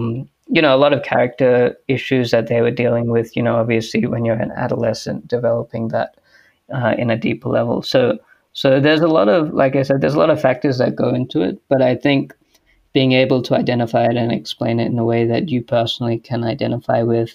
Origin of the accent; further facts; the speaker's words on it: Australia; also born or lived in United States; I was born and raised here in Australia.